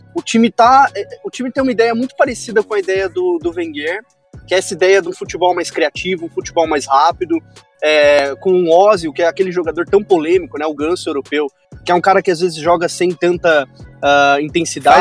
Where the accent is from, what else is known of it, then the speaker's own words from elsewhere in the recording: São Paulo, Brazil; eu moro em São Paulo, sou de São Paulo